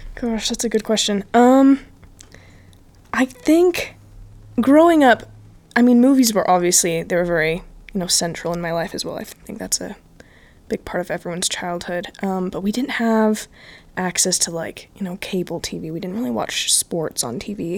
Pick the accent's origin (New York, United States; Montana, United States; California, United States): California, United States; Bay Area; moved away as an adult; I'm originally from California. Um, I moved from the Bay Area about four years ago